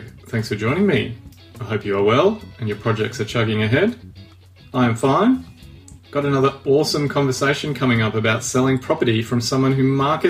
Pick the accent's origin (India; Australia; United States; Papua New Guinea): Papua New Guinea; Interestingly enough, Bernie and me also share a history of growing up in Papua New Guinea.